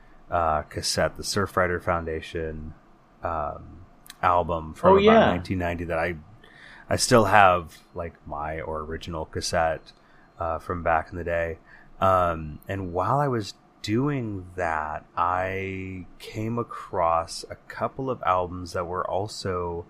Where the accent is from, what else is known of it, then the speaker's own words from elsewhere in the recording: California, United States; as he is every month when we wander back through the hazy halls of our memories growing up in the Bay Area in the 80s and 90s